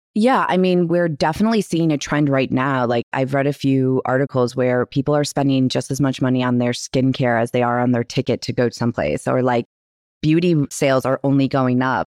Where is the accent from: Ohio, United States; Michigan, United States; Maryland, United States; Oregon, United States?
Michigan, United States; now in New York, United States; we are from Michigan in a small town in the middle of nowhere. I just grew up with her.